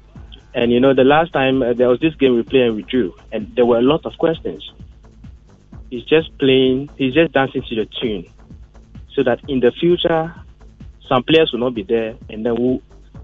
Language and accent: English; Ghana; Ghanaian, you know, we love judging.